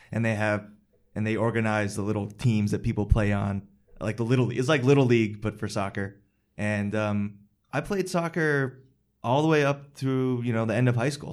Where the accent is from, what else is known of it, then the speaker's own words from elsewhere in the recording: Westchester, New York, United States; I grew up in Westchester, which is a suburb of New York City